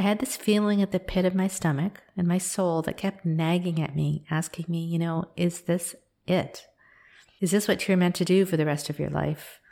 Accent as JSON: {"language": "English", "country": "Canada", "tie": "born or raised there", "also_born_or_lived": "Kenya", "said": "I'm an Indian woman. I'm born in Kenya, and I was raised in Canada"}